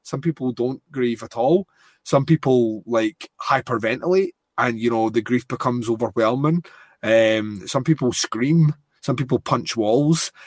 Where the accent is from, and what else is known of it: Scotland, United Kingdom